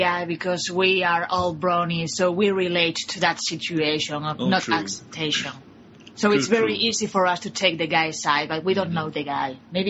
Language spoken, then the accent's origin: English; Spain; I'm from Spain.